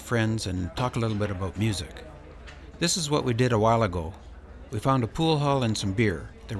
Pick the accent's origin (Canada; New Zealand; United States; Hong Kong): Canada; myself, the lone Canadian.